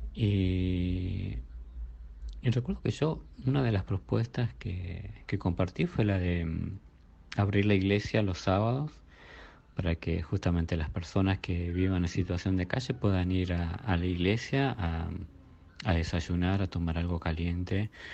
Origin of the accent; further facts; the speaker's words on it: Burzaco, Buenos Aires Province, Argentina; yo soy de Bursaco de Buenos Aires